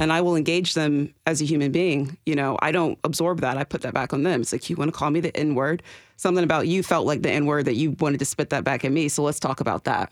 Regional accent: the South, Southern United States, United States; as a Southern Black woman

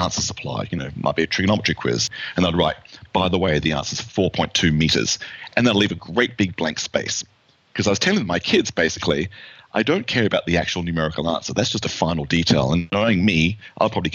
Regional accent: Australia; moved away as an adult; now in United States; I'm from Australia. I came here 30 years ago, and I got my PhD in the United States

